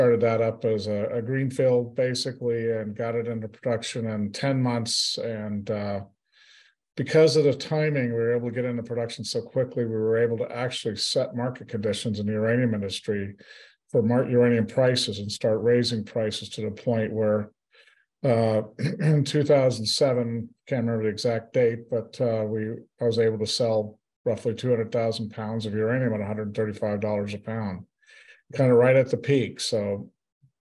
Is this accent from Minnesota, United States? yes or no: no; South Texas, United States; I'm from South Texas. I grew up down here